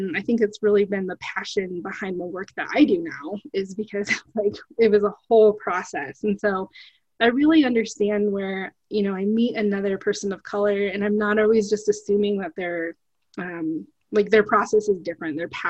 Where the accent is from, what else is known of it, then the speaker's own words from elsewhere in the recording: United States; So when people hear that I'm Native American and, you know, Indigenous, they're kind of like, wow, like, do you still live in a teepee?